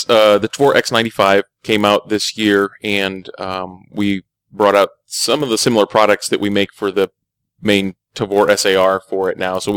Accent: Illinois, United States; I'm I'm from Illinois.

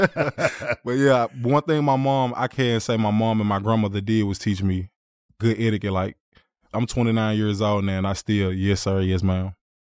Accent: Memphis, Tennessee, United States; I was born in Memphis, Tennessee. Came from … Grew up mostly in North Memphis area, but we moved out to Fraser and Raleigh over a period of time. But my whole family grew up in North Memphis

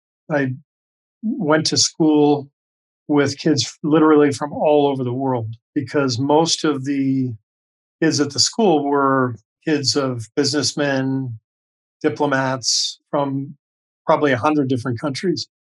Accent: Los Angeles, California, United States; also born or lived in Beirut, Lebanon / Cairo, Egypt; so I was born in Beirut, Lebanon, and spent quite a bit of time overseas. Our home base was Los Angeles. My dad was a professor at UCLA for 20 years through most of my childhood

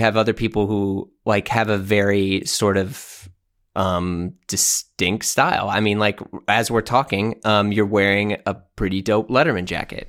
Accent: St. Louis, Missouri, United States; moved away as an adult; also born or lived in New York; just moved back to my hometown. So I'm in Saint Louis, Missouri, in, in the Midwest

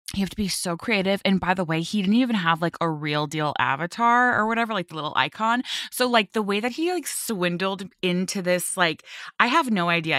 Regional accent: Westlake Village, California, United States; moved away as an adult; also born or lived in Manhattan, New York; now in New Jersey, United States; I grew up in Westlake Village area

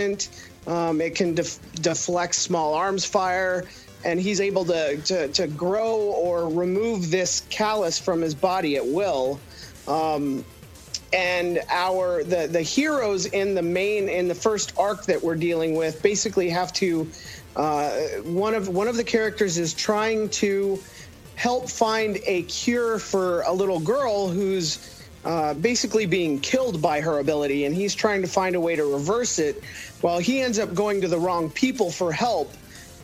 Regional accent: Texas, United States; moved away; also born or lived in Cincinnati; I'm from Texas, and I'm Texas chili all the way.

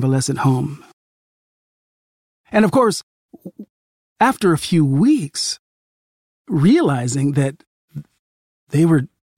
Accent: California, United States; my grandparents lived in Missouri, and I grew up in California

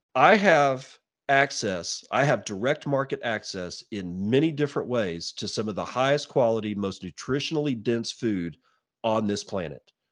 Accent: Texas, United States; moved away as an adult; now in Eastern Washington, United States; I lived in Texas for decades. You know, I was born there, was raised there

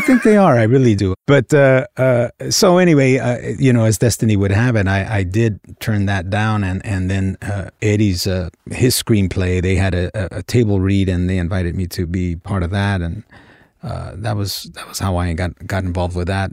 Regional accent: Los Angeles, California, United States; I grew up in South Central L

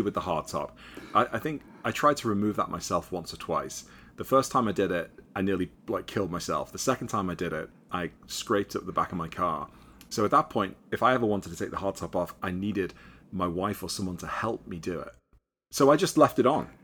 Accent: Liverpool, North West England, United Kingdom; moved away as an adult; also born or lived in New York City; now in United States; I'm from Liverpool, England originally.

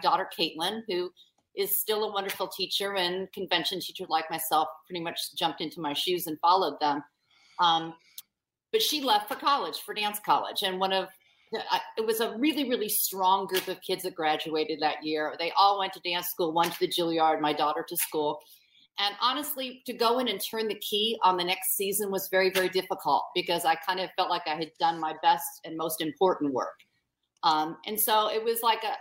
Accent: Indianapolis, Indiana, United States; I'm from Indianapolis, Indiana, which is far from the hub of the dance world

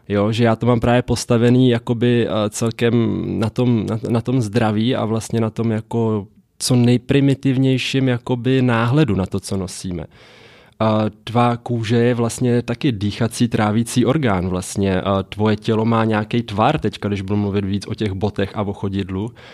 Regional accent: Mariánské Lázně, Karlovy Vary Region, Czechia; moved away; also born or lived in Prague / United States; já jsem žil z Mariánských lázních původně, rodina je hodně i skladský, což je vyloženě jenom jakoby osada lovecká v lese u Mariánek

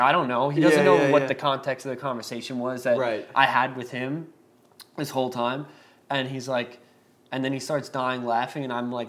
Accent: Long Island, New York, United States; we're from Long Island, like I talk with my hands

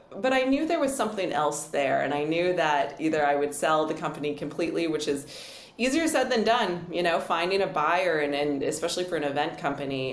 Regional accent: Edmonton, Alberta, Canada; now in Vancouver, Canada; I grew up in Edmonton

